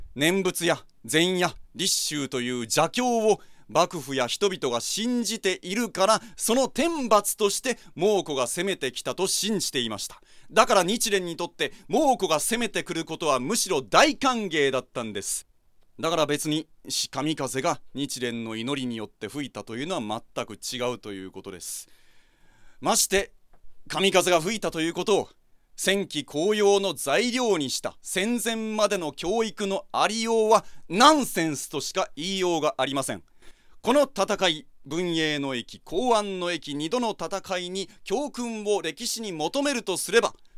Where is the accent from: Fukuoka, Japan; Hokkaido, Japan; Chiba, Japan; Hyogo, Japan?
Fukuoka, Japan; 私は福 岡の西南学院高校の出身